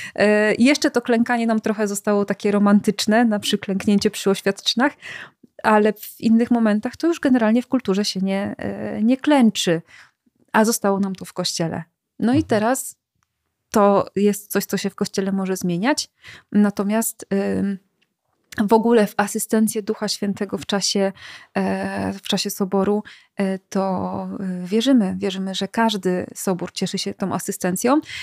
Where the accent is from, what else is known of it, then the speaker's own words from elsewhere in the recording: Silesian Voivodeship, Poland; ja akurat jestem ze Śląska